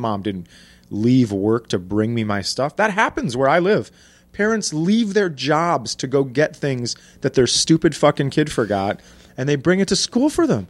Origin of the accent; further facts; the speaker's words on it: Minnesota, United States; I'm from Minnesota, grew up, born and raised